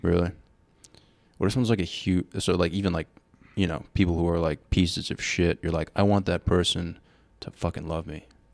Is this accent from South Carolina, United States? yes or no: no; Rhode Island, United States; we are from Rhode Island.